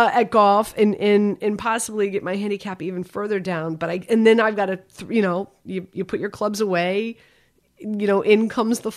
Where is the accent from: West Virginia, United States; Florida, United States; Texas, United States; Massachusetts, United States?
Florida, United States; Miami; also born or lived in Northeast United States; now in Northeast, United States; I grew up in Miami. I grew up playing golf